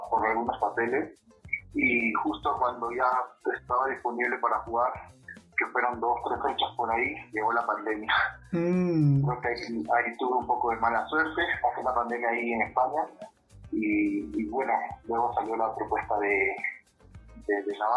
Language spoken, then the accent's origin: Spanish; Ventanilla, Callao, Peru; Yo crecí en, en, Ventanilla, yo soy de la ciudad satélite de Ventanilla.